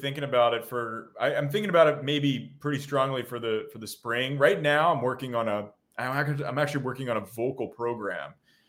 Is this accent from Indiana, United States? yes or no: no; New Jersey, United States; Tyler and I are very close friends, and we grew up together in South New Jersey.